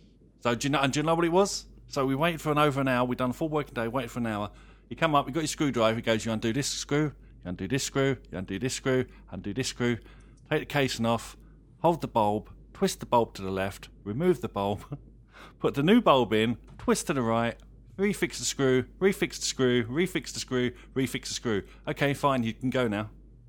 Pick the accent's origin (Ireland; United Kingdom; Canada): United Kingdom; Well, I'm a Brit, so naturally I have an affinity to the great Sherlock Holmes.